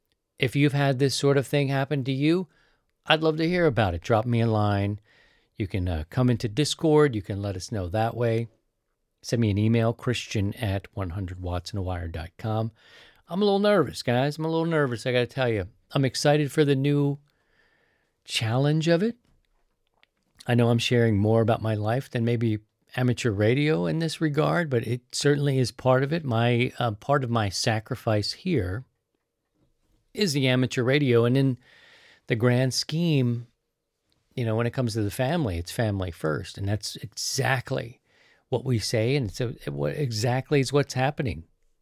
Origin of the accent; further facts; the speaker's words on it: East Coast, United States; Now, I'm from the East Coast, so that part isn't new. I'm going to be accustomed to that East Coast lifestyle.